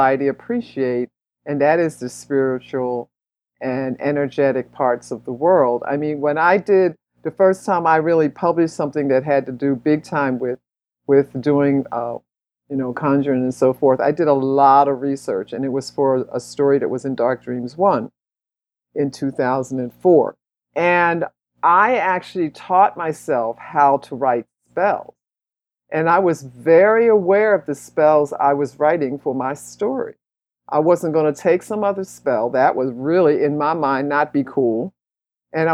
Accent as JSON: {"language": "English", "town": "Philadelphia", "region": "Pennsylvania", "country": "United States", "tie": "born or raised there", "said": "I grew up in Philly"}